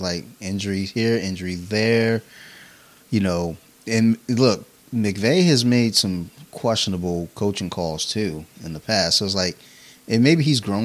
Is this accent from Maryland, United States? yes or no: yes; Maryland, United States; I'm a dude from Maryland